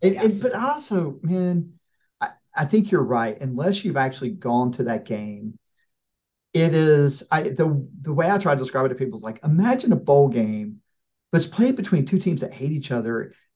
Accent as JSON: {"language": "English", "town": "Blackshear", "region": "Georgia", "country": "United States", "said": "I'm from I'm from Pierce County. I'm from Blackshear"}